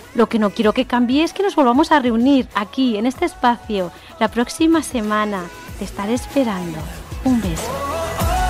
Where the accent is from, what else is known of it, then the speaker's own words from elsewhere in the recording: Catalonia, Spain; yo soy catalana